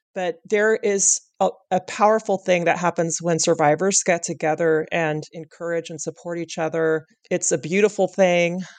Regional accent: Pacific Northwest, United States; you and I come from the Pacific Northwest

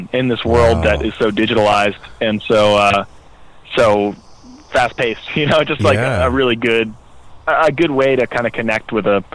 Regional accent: New York City, New York, United States; moved away as an adult; now in Boston, United States; I grew up in New York City, which is not like the first place you'd imagine bluegrass music existing

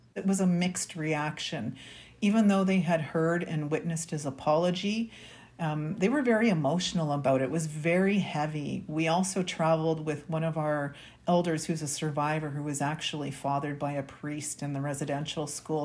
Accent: Winnipeg, Manitoba, Canada; I was born and raised here in Winnipeg, Manitoba.

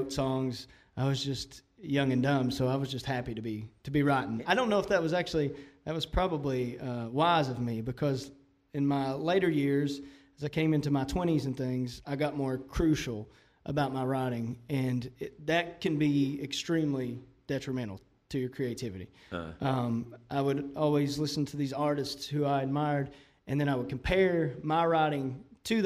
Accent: Banner, Kentucky, United States; I'm actually from Floyd County. I grew up in a little place called Banner, and that's in between Prestonsburg and Pikeville

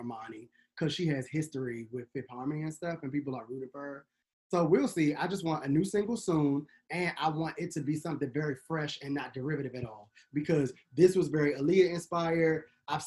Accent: Washington, District of Columbia, United States; just DC. I'm not from Maryland, Virginia.

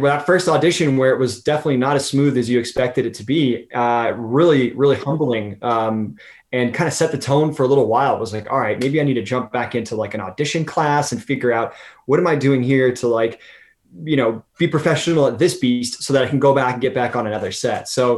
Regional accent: West Coast, United States; And I'm from the West Coast, and LA of course is over on the West Coast.

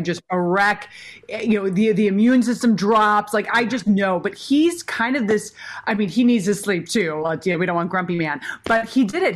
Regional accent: Minnesota, United States; when I was growing up in Minnesota

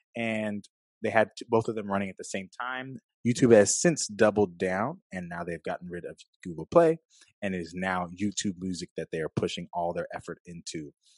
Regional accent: Los Angeles, California, United States; I'm from California, from LA area

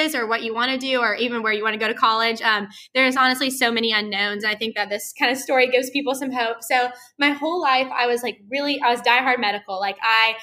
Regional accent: Santa Rosa Beach, Florida, United States; moved away as an adult; now in Tallahassee, United States; I'm from like Santa Rosa Beach, which is like seaside area, Panama City Beach

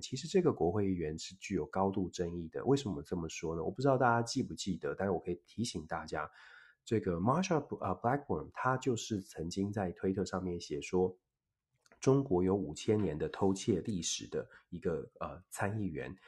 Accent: Taiwan; 我们作，作为台湾人，作为在台湾

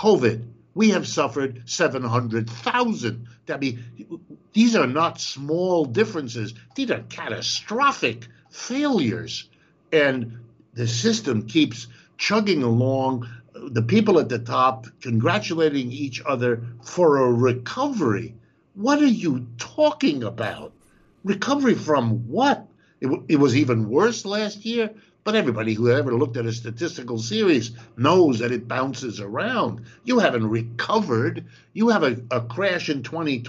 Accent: Ohio, United States; I was born in Ohio. I've lived and worked in the United States all my life.

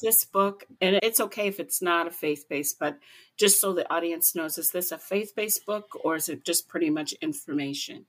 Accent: United States; I'm an American

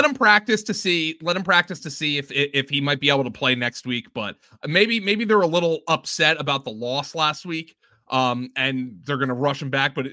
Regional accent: Southeast Pennsylvania, United States; I, am a Pennsylvania native

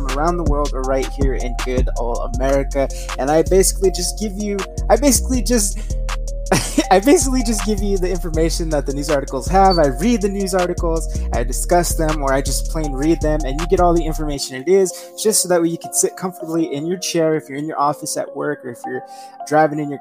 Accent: United States; I'm American myself

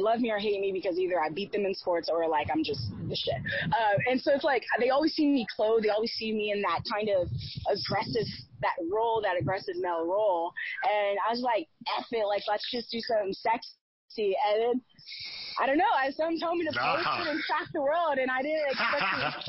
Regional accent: Canada; Like, I'm Canadian.

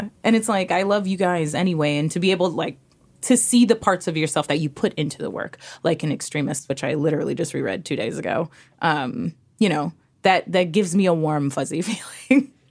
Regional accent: New York City, New York, United States; I grew up in New York City. I grew up in the Lower East Side.

